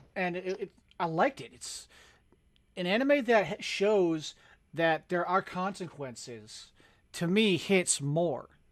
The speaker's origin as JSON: {"language": "English", "country": "United States", "said": "I'm American"}